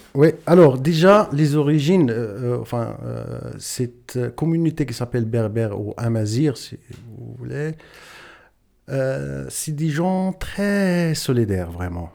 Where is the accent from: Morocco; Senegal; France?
Morocco; Ait Milk, Chtouka Ait Baha province, Souss-Massa; moved away as an adult; now in Lausanne, Switzerland; ma naissance, c'est au Maroc, dans une région berbère ou amazir, comme on dit, très exactement, province Chtukaitba, commune Aitmirk et mon village qui s'appelle Igora